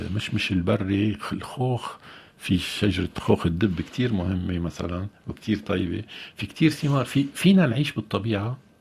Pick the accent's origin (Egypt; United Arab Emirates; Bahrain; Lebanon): Lebanon; نحن كلبنانيين وانا كلبناني كمان